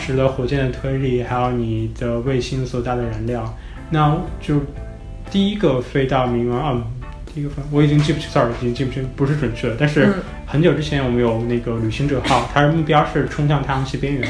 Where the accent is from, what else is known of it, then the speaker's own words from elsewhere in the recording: China; moved away as an adult; now in Los Angeles, United States; 因为我是中国人，